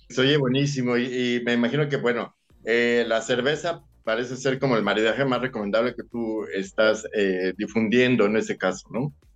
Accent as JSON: {"language": "Spanish", "country": "Mexico"}